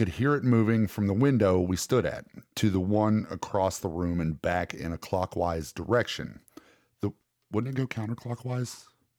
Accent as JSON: {"language": "English", "region": "Ohio", "country": "United States", "tie": "born or raised there", "said": "I grew up in Ohio."}